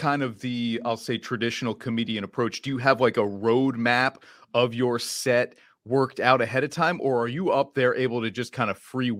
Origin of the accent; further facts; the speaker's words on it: Glen Rock, New Jersey, United States; now in Albany, United States; As I said, I'm from New Jersey.